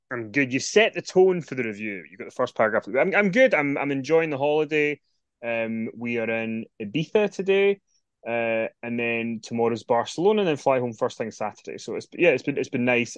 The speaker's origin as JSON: {"language": "English", "region": "Scotland", "country": "United Kingdom", "said": "It's in Scotland."}